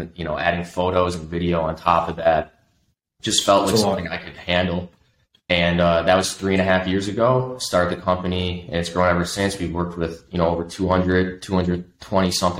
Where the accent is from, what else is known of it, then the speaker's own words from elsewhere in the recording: Buffalo, New York, United States; I grew up in Buffalo